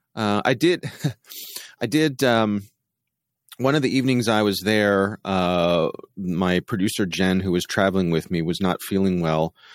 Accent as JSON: {"language": "English", "town": "Baltimore", "region": "Maryland", "country": "United States", "said": "I was from the Baltimore area"}